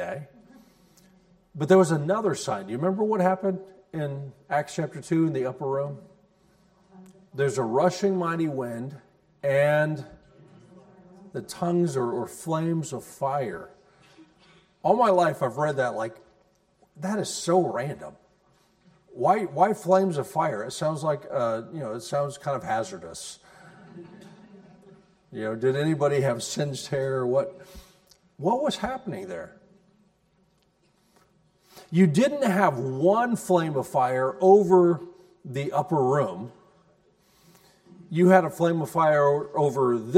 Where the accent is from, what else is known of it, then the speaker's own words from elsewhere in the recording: United States; as American Christians, we really do believe that Jesus is the only way.